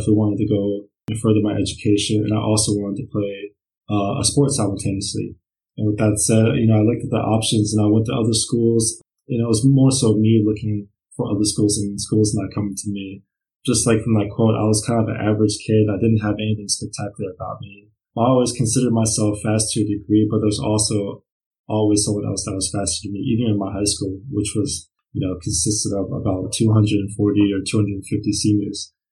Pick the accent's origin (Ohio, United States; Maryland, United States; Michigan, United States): Maryland, United States; Brunswick; moved away as an adult; now in Germany; Yeah, so I come from Brunswick, Maryland. That's kind of where I grew up